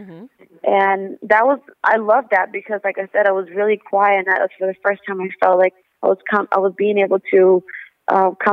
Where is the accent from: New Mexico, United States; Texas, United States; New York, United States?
Texas, United States; also born or lived in Monterrey, Mexico; my family is from Monterrey, Mexico. And my mother came here when she was pregnant with me, and I was born in Texas